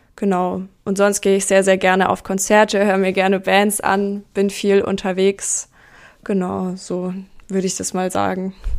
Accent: near Nuremberg, Bavaria, Germany; ich bin in der Nähe von Nürnberg aufgewachsen

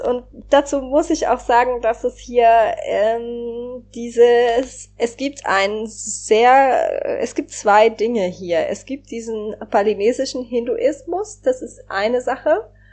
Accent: Germany; Also ich bin in Deutschland aufgewachsen, in Deutschland sozialisiert

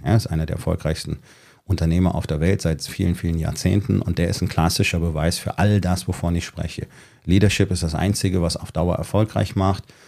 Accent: Germany; Bei uns in Deutschland

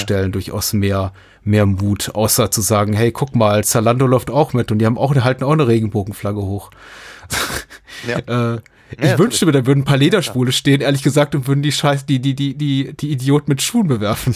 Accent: Berlin, Germany; als Berliner

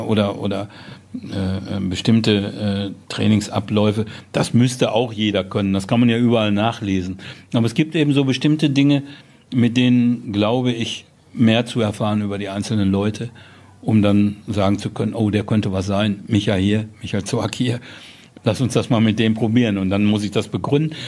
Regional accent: Dortmund, North Rhine-Westphalia, Germany; mein Vater hat auf Hösch gearbeitet und so, wie man das so in Dortmund, wie man so aufwächst

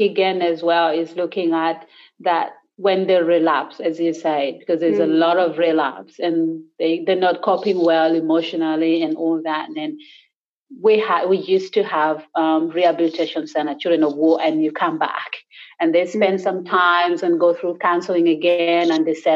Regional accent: Gulu, Northern Region, Uganda; English is a second language; moved away as an adult; now in Sydney, Australia; up in the north, so I'm from Gulu, so I speak Acholi

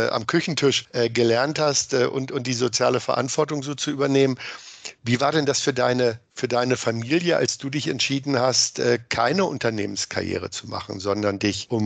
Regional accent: Hameln, Lower Saxony, Germany; es sieht ja nicht aus wie das Gefängnis in meiner Heimatstadt, die Jugendvollzugsanstalt in Hameln

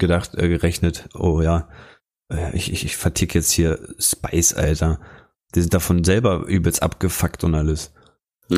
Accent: Lower Saxony, Germany; hier bei uns in Niedersachsen

